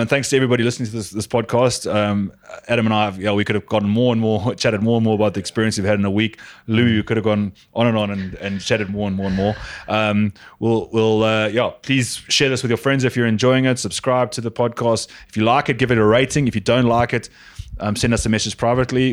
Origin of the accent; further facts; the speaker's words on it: South Africa; I'm a South African